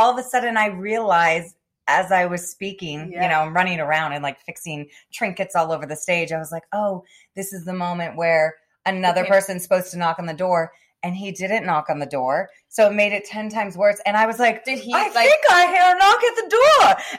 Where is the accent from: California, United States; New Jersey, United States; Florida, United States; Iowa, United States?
Florida, United States; From South Florida.